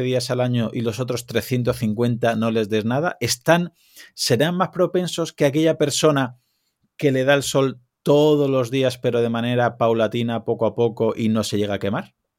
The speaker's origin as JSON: {"language": "Spanish", "town": "Alicante", "region": "Valencian Community", "country": "Spain", "said": "yo soy de Alicante"}